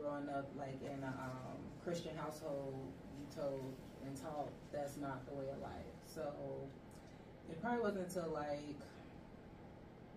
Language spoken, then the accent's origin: English; Chicago, Illinois, United States; also born or lived in Arizona / Las Vegas, Nevada; now in Atlanta, United States; I'm originally from Chicago. I've been here for the past 2 years now. But I moved here from Arizona